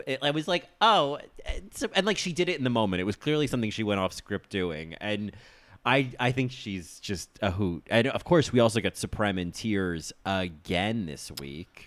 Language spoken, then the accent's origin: English; United States; I'm American